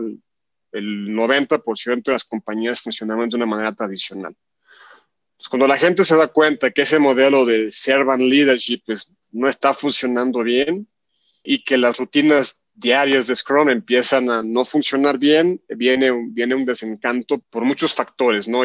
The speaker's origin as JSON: {"language": "Spanish", "town": "Guadalajara", "region": "Jalisco", "country": "Mexico", "tie": "born or raised there", "said": "acá en México, en Guadalajara, donde yo nací precisamente."}